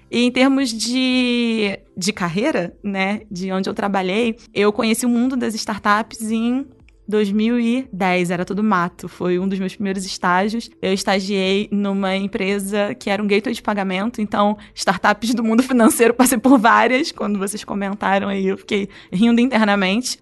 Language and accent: Portuguese; Rio, Rio de Janeiro, Brazil; eu sou do Rio